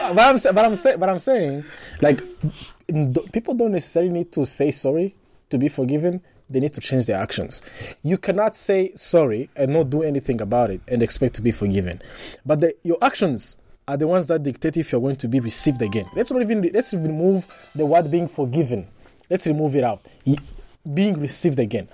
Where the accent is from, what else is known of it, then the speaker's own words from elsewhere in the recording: Rwanda; I'm from Rwanda